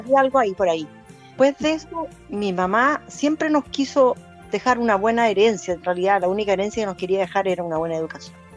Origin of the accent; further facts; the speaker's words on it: Parral, Maule, Chile; moved away as an adult; also born or lived in Temuco; vivíamos, vivíamos en Parral cerca del, cerca del, del, de ferrocarriles